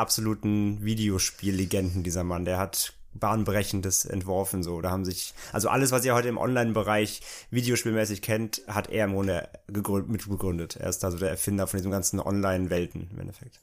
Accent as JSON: {"language": "German", "area": "near Bottrop-Kirchhellen", "region": "North Rhine-Westphalia", "country": "Germany", "tie": "born or raised there", "said": "der Nähe da, wo ich aufgewachsen bin"}